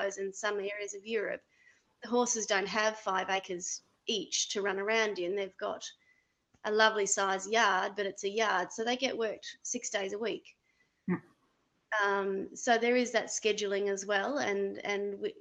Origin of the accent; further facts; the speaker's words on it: Australia; now in Canada; I'm an Australian coach